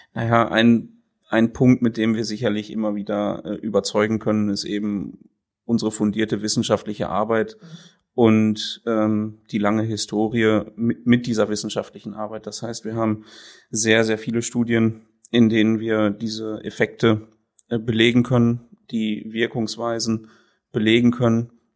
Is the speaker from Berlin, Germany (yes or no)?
no; Sassenberg, North Rhine-Westphalia, Germany; ich bin in Sassenberg geboren, mhm. auf dem Milchviehbetrieb